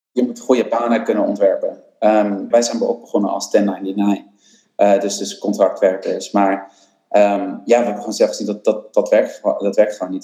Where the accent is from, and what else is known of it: Netherlands